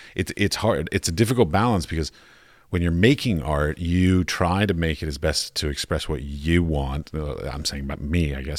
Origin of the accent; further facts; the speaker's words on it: United States; moved away as an adult; I come from the United States